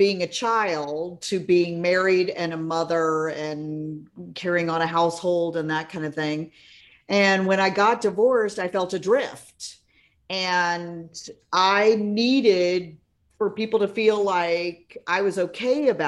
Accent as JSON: {"language": "English", "region": "Florida", "country": "United States", "tie": "born or raised there", "said": "I'm a native Floridian"}